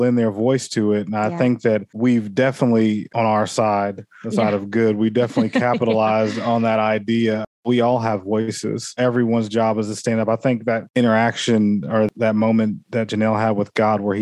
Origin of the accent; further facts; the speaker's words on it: Oklahoma, United States; also born or lived in Texas; we're from Oklahoma.